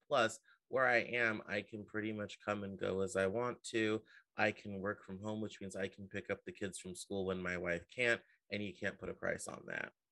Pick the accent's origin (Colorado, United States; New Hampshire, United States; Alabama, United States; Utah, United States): Colorado, United States; Denver; now in Seattle, United States; I'm from originally from Denver